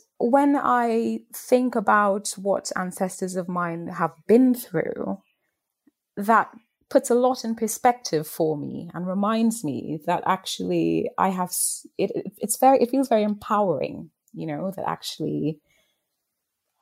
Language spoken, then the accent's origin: English; Trinidad & Tobago; moved away as an adult; in Trinidad, where I grew up